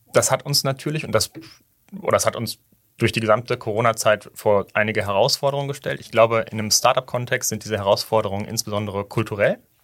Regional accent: Hamburg, Germany; moved away as an adult; also born or lived in Weimar; now in Berlin, Germany; ich bin in Hamburg groß geworden

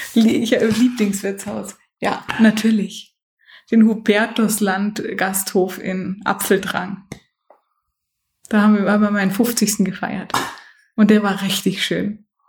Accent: Munich, Bavaria, Germany; moved away as an adult; now in Bad Wörishofen, Germany; Ich bin ja in München aufgewachsen

